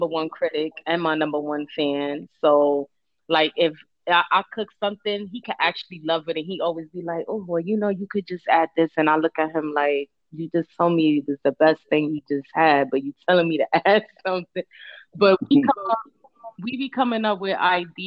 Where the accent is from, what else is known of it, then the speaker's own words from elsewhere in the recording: New York City, New York, United States; moved away as an adult; also born or lived in Brooklyn / Bronx; I was born in Brooklyn and I was raised in Harlem. I'm a Harlem chick.